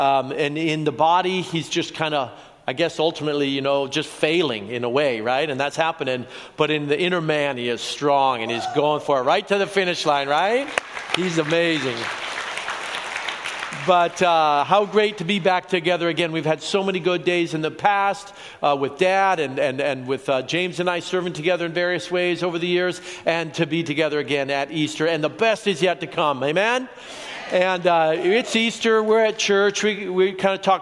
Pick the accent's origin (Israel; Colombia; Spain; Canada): Colombia; now in Oregon, United States; I was born in Colombia.